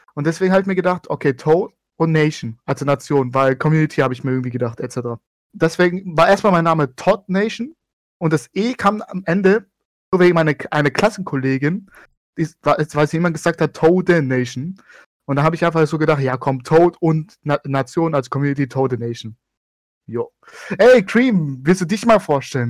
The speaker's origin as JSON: {"language": "German", "town": "Stuttgart", "region": "Baden-Württemberg", "country": "Germany", "said": "Ich komme aus Baden-Württemberg, Acker aus Stuttgart."}